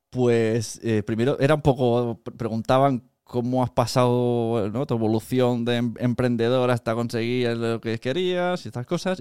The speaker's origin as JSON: {"language": "Spanish", "town": "Palau-solità i Plegamans", "region": "Catalonia", "country": "Spain", "said": "al castillo de mi pueblo, de Palau Plemans"}